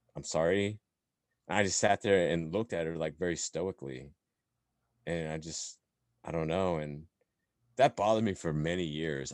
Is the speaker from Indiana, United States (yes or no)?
yes; Indiana, United States; moved away; growing up in Indiana, you know, my sister and I basically the only Asians there, right, growing up in that town